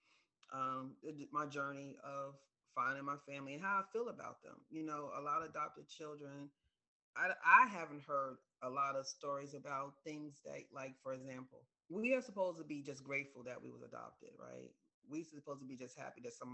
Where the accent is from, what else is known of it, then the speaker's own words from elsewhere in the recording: New York, United States; I was raised in New York